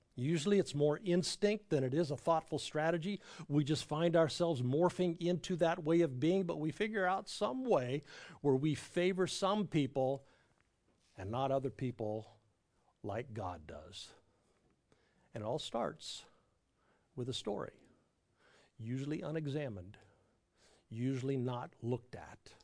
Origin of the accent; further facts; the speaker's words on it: Southern California, United States; now in Raleigh, United States; I grew up in Southern California